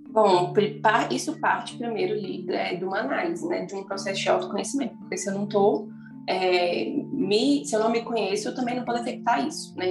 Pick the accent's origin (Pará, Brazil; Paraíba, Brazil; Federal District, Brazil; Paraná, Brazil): Federal District, Brazil; Brasília; eu sou de Brasília